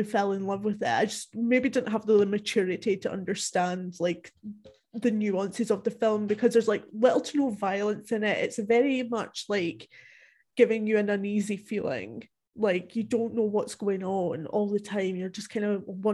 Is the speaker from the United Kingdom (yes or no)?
yes; Dumfries and Galloway, Scotland, United Kingdom; it's actually mostly filmed in the area that I grew up in Scotland